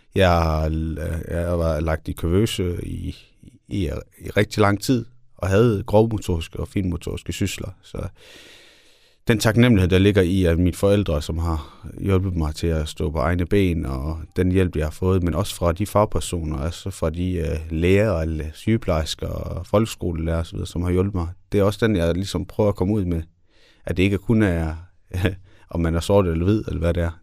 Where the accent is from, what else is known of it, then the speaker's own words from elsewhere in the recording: Denmark; jeg er også født og opvokset i Danmark